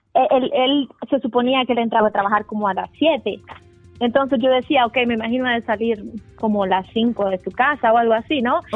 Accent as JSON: {"language": "Spanish", "country": "El Salvador", "said": "yo soy, curiosamente del Salvador"}